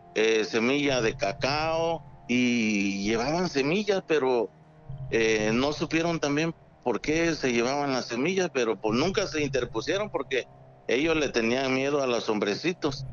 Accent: Acapulco, Guerrero, Mexico; moved away as an adult; now in Puerto Escondido, Mexico; yo soy de Acapulco

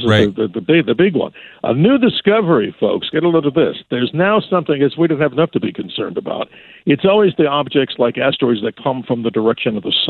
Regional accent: New York, United States; moved away; I grew up there back in New York, and my friend and I used to hang around by the WABC antenna where we used to go fishing in the swamp.

